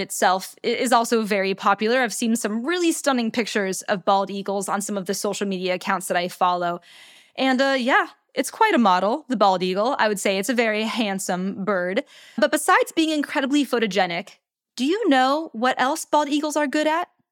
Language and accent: English; United States; my home country, the United States of America